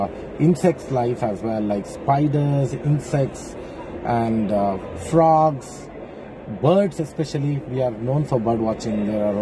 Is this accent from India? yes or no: yes; India; I'm from India.